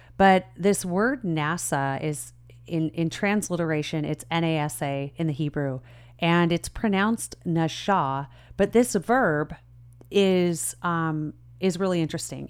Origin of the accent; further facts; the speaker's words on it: Southern California, United States; I grew up in Southern California.